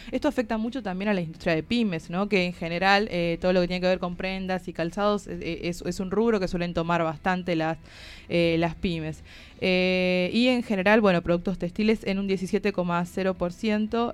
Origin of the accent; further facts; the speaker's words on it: Tucumán, Argentina; moved away as an adult; vengo de Tucumán